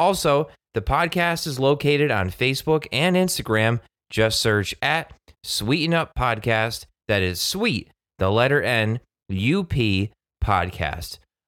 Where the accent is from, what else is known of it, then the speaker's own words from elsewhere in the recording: Newtown, Connecticut, United States; my hometown of Newtown, Connecticut